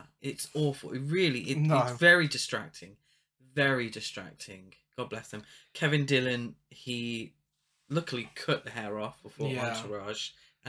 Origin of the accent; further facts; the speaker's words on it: United Kingdom; we're British